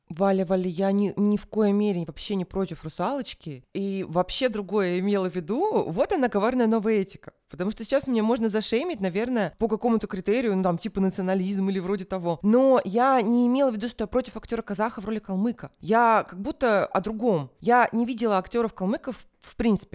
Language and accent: Russian; Moscow, Russia; moved away as an adult; я как москвичка, пусть и во временном изгнании, ну, скажем, отъезде